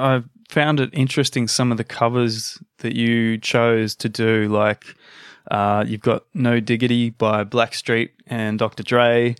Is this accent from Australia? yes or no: yes; Australia; accent: Australian; my Australian accent